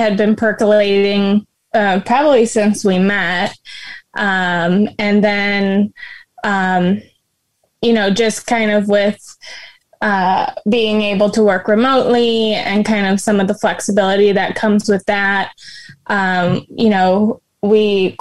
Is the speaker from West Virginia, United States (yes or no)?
no; Michigan, United States; moved away; my home state, Michigan.